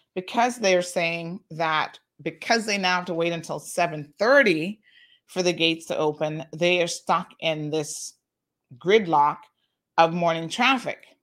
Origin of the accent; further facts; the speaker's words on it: Tampa, Florida, United States; moved away as an adult; now in Cayman Islands; I grew up in Tampa and I went straight from high school straight to university